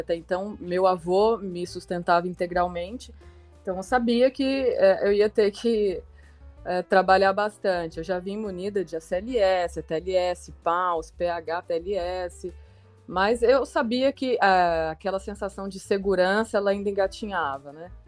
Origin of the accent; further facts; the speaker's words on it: Ribeirão Preto, São Paulo, Brazil; Eu tenho 34 anos, sou nascida e formada em Ribeirão Preto.